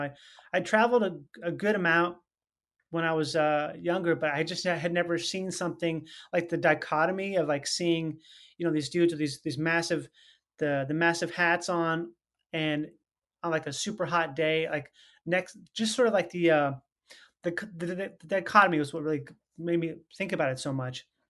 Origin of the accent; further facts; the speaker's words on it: Minnesota, United States; I was born there and I grew up there